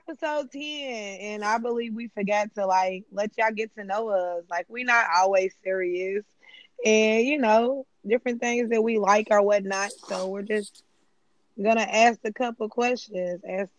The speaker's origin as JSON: {"language": "English", "town": "Louisville", "region": "Kentucky", "country": "United States", "tie": "born or raised there", "said": "Louisville, Kentucky, born and raised."}